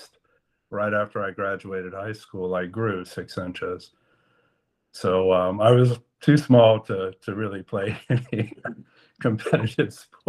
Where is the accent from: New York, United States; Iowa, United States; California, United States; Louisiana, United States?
Louisiana, United States; Lafayette; moved away as an adult; also born or lived in Memphis, Tennessee / Reston, Virginia; in Lafayette, Louisiana, I was born there, grew up there, went to college there.